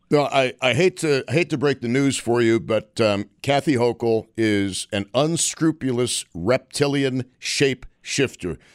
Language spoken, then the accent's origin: English; Western New York, United States; growing up in Western New York, we took our earth science classes